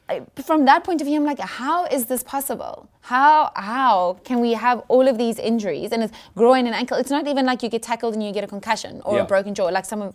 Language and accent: English; George, Western Cape, South Africa; I'm from George.